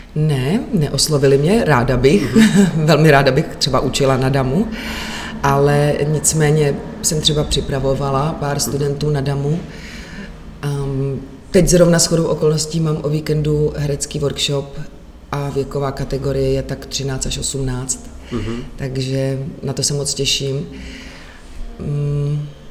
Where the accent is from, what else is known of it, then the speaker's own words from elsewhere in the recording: Czechia; u nás v Čechách